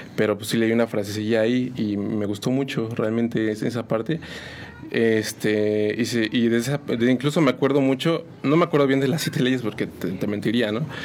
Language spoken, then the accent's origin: Spanish; San Juan del Río, Querétaro, Mexico; soy originario de aquí, de San Juan del Río. Este, pues aquí he estado realmente toda mi vida